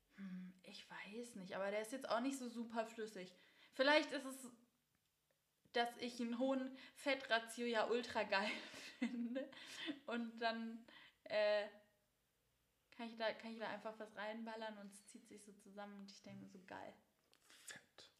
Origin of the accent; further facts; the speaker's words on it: Baden-Württemberg, Germany; bei uns in Baden-Württemberg